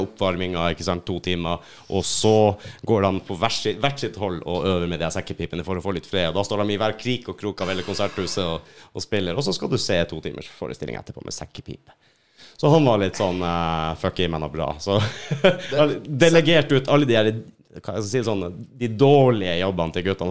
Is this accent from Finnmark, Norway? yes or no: yes; Finnmark, Norway; moved away; hjemplassen min oppe i Finnmark